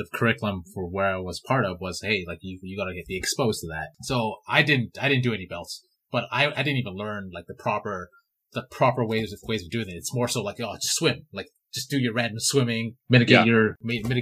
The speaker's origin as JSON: {"language": "English", "town": "Vancouver", "region": "British Columbia", "country": "Canada", "tie": "born or raised there", "said": "I grew up in Vancouver"}